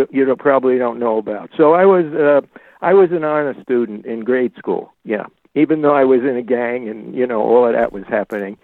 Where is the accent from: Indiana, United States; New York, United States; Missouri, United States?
New York, United States; New York City; I was born and raised in Ozone Park, which is a ghetto